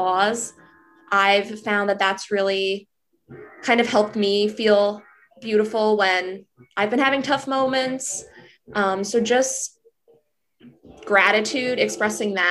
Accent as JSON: {"language": "English", "region": "New Jersey", "country": "United States", "said": "I am from New Jersey."}